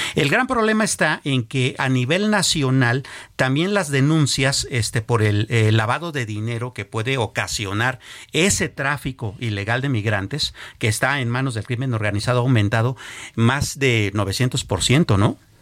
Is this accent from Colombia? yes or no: no; Mexico; no hemos sido capaces como mexicanos